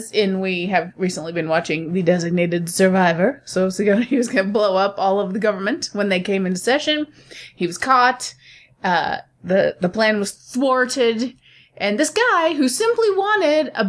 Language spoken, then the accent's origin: English; United States; I'm American